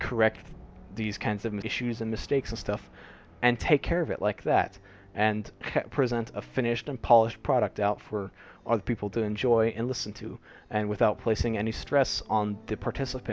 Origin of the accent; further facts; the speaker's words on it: United States; also born or lived in Cambodia; now in Singapore; I will most likely be moving to the United States, coming back to my home country